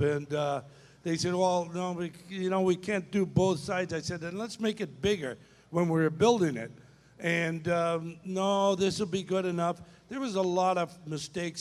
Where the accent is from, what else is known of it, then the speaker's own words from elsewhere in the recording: Canada; moved away as an adult; I worked in the steel mill in my hometown in Canada till I was 30